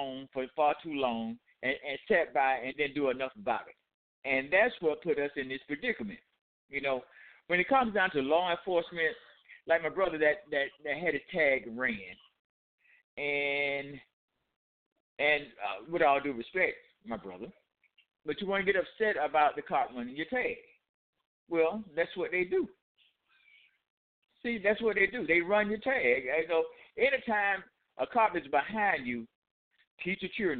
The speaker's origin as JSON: {"language": "English", "town": "Atlanta", "region": "Georgia", "country": "United States", "moved": "as an adult", "lives_now": "Albany, United States", "said": "I am from Atlanta. I lived in Atlanta for 35 years, and I now live in Albany, Georgia."}